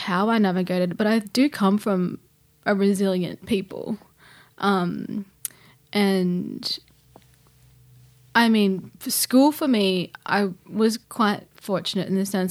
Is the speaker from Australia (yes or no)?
yes; Gilgandra, New South Wales, Australia; Yeah, I'm Wiradjuri Wailwan, born and raised in Gilgandra, Western New South Wales.